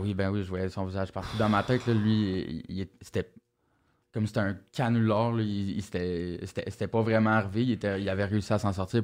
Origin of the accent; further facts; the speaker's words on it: Montreal, Quebec, Canada; j'ai grandi à Verdun, euh, petit quartier où, dans, le temps où j'ai grandi là, c'était moins tranquille que maintenant